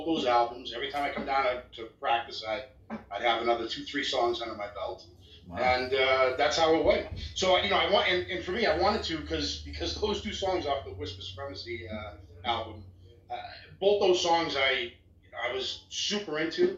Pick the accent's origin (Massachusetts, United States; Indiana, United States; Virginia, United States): Massachusetts, United States; Chelsea; now in Canada; I'm from the Boston area. I was actually born right outside of Boston, a city called Chelsea.